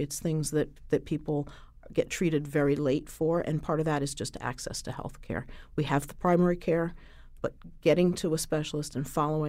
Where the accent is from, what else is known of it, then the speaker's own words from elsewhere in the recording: Griswold, Connecticut, United States; I'm born and raised in Griswold, which is just south of the Quiet Corner.